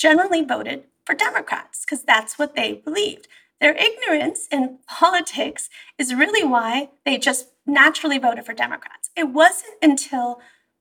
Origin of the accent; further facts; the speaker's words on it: Bay Area, California, United States; also born or lived in Iran; the heart of liberalism, which is the Bay Area now